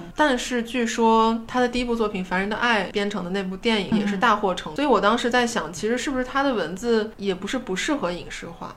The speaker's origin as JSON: {"language": "Chinese", "town": "Taiyuan", "region": "Shanxi", "country": "China", "tie": "born or raised there", "accent": "Taiyuan-accented Mandarin", "moved": "yes", "said": "回到比如说跟老家同学在一起，我们不会说纯方言，但是我们会带一口半言音"}